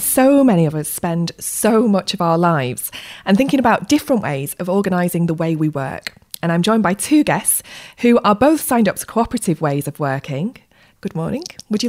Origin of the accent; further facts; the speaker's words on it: Rochdale, North West England, United Kingdom; my hometown of Rochdale.